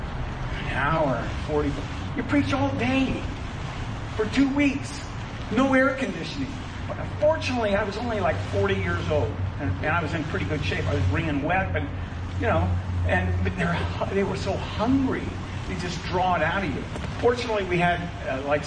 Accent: United States; I am American

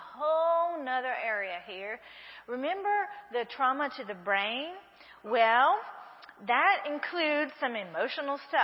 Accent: Breaux Bridge, Louisiana, United States; accent: southern; moved away as an adult; now in Brazil; I'm from Brule, Louisiana, and you just don't do that to a Cajun girl

